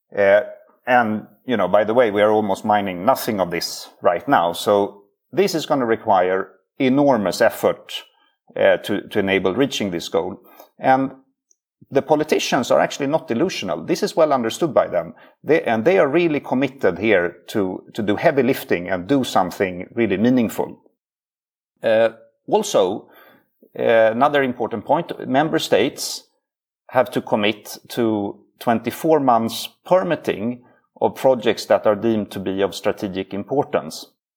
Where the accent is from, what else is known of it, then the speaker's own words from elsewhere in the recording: Sweden; He's Swedish like me